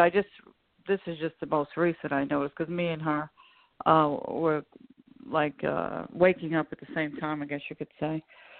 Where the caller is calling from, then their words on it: Long Island, New York, United States; Hi, James. … From Long Island.